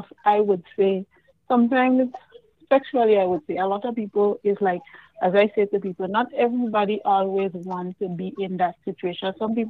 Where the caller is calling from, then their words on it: New York, United States; I'm calling from Brooklyn.